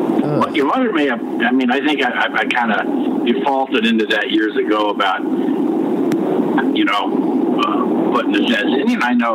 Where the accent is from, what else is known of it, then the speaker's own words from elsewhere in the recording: United States; You know, so I like a lot of, you know, American history because I'm American, okay?